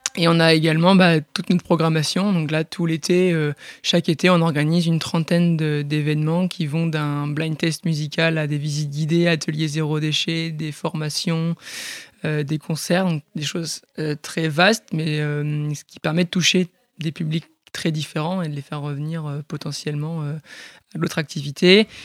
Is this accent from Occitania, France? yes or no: no; Port-en-Bessin, Normandy, France; also born or lived in Bayeux; je suis un pur produit du Bessin, donc c'est une petite région dans la Normandie. Euh, je suis né à Bayeux, j'ai grandi à Port-en-Bessin